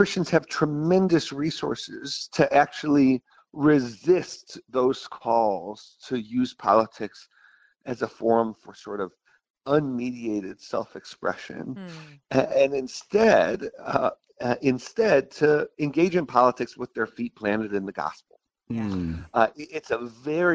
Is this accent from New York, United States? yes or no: yes; Buffalo, New York, United States; I grew up in Buffalo, New York